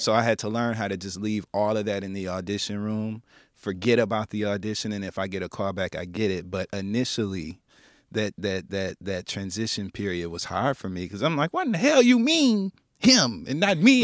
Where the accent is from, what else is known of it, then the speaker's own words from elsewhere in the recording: Midwest, United States; now in New York City, United States; I'm from the Midwest, and so being exposed here in New York